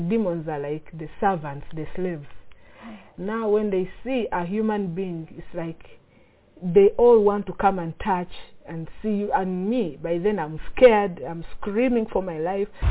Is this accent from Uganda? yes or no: yes; Uganda; I'm from Uganda